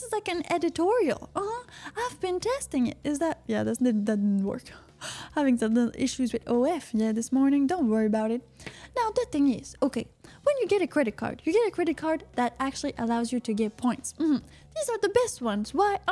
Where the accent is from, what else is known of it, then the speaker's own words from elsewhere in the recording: Canada; I'm from Canada.